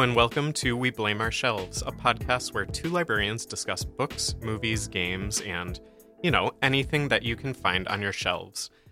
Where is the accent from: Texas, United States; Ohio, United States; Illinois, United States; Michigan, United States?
Michigan, United States; we're from Michigan